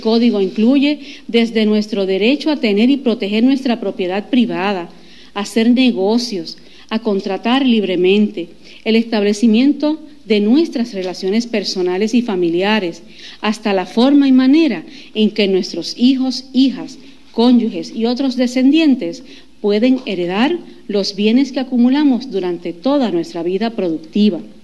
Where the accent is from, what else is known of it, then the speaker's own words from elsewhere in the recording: Puerto Rico; como puertorriqueña, como ex procuradora de las mujeres